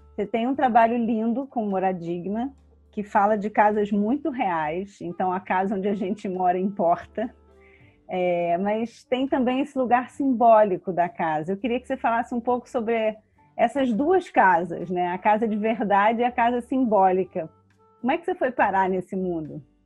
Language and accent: Portuguese; Rio de Janeiro, Brazil; eu sou carioca